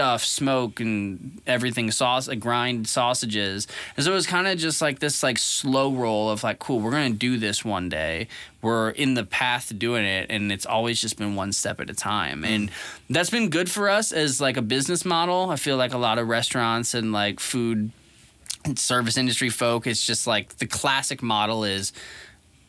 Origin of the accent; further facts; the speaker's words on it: St. Charles, Missouri, United States; moved away as an adult; also born or lived in Seattle, Washington; I'm from St. Charles